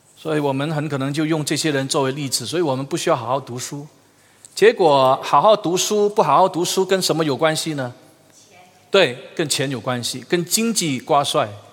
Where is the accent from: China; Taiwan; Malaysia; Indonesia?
Malaysia; 我们马来西亚人英语太差了